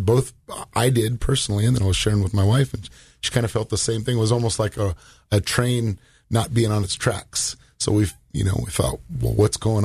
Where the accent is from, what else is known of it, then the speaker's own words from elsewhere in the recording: Southern California, United States; I was raised in Southern California